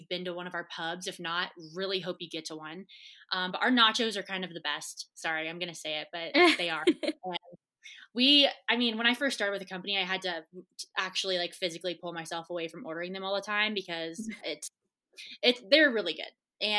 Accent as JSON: {"language": "English", "region": "Colorado", "country": "United States", "moved": "yes", "said": "I'm originally from Colorado"}